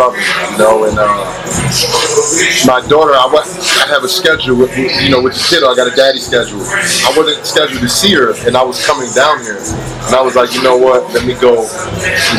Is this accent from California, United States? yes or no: no; New Jersey, United States; the mentality that I have was that jersey stuff